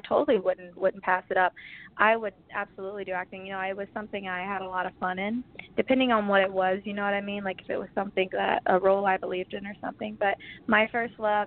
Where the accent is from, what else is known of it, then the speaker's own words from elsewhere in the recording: Mississippi, United States; also born or lived in Nashville, Tennessee; now in Los Angeles, United States; I was born in Nashville, Tennessee, and then when I was around 2 years old, I moved to Mississippi. And living in the South and growing up